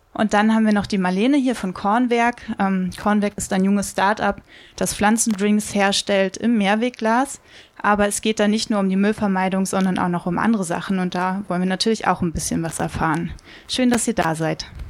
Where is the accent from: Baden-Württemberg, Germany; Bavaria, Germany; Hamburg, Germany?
Hamburg, Germany; Ich komme ja aus Hamburg